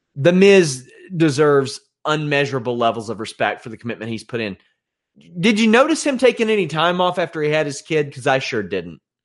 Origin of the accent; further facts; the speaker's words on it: Maysville, Kentucky, United States; Maysville, Kentucky, uh, my hometown, which I adore immensely